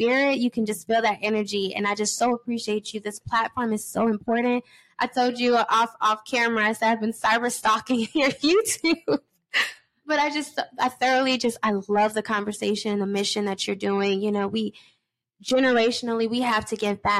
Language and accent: English; New York, United States; moved away; also born or lived in Georgia; my home state